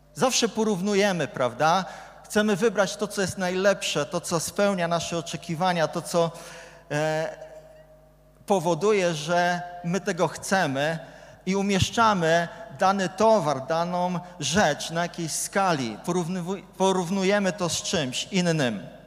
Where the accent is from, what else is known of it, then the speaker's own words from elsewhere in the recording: Gdynia, Pomeranian Voivodeship, Poland; Ja jestem z Gdyni, więc kibicuję Arce